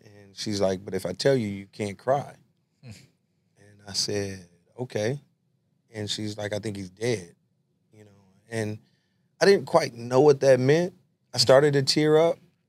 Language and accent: English; Los Angeles, California, United States; I went to Trinity Street Elementary School. I grew up on San Pedro and King Boulevards in L.A. That was my area, and Trinity was right there.